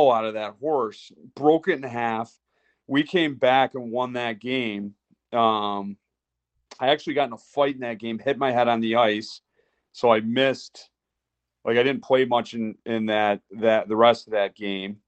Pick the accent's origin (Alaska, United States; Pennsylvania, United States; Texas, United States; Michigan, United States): Michigan, United States; Monroe; moved away as an adult; now in Pittsburgh, United States; my hometown rink in Monroe